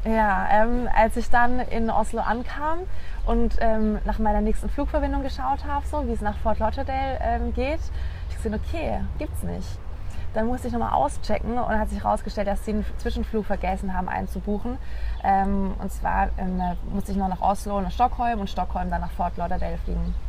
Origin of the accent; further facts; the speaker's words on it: Pforzheim, Baden-Württemberg, Germany; moved away; ich komme ursprünglich aus dem Süden von Deutschland, aus einer Stadt, die Pforzheim heißt, äh, zwischen Stuttgart und Karlsruhe